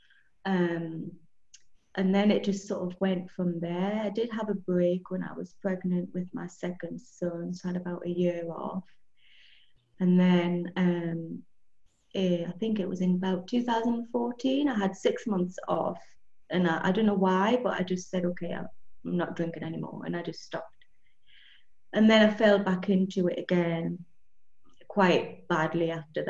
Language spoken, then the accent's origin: English; Newcastle upon Tyne, North East England, United Kingdom; moved away as an adult; now in Andalusia, Spain; I grew up in the northeast of England, in Newcastle.